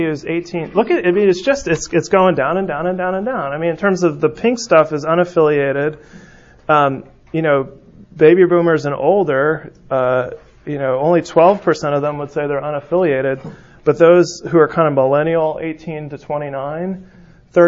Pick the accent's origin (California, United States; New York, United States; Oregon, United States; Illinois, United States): California, United States; San Francisco; moved away; I'm from San Francisco